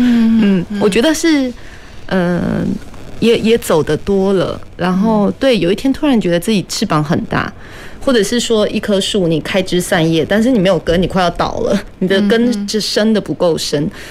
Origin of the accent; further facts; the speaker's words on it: Meinong, Kaohsiung, Taiwan; 我的先生愿意跟我回到我的故乡，我也很感谢。但是很多时候其实是基于实际条件的呃资资。指引，因为美浓的土好，有呃水也不错